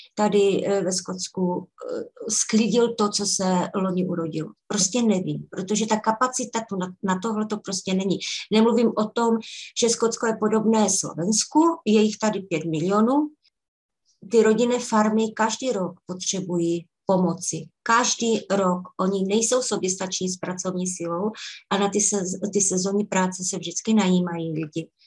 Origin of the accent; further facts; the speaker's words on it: Czechia; moved away as an adult; now in Scotland, United Kingdom; byla jsem tam já jako hvězda z České republiky, protože eh, tím, že jsem Češka